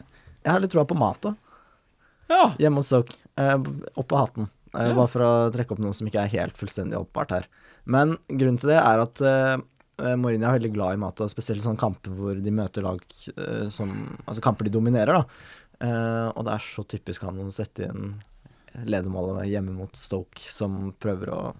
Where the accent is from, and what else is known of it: Norway